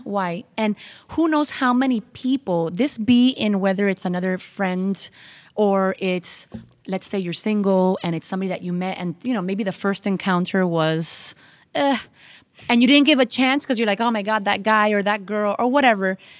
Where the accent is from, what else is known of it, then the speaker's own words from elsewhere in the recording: Miami, Florida, United States; I was born and raised in Miami